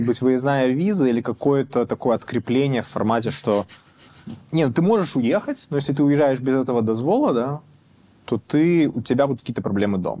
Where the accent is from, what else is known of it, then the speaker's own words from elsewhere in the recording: Belarus; moved away; мы, белорусы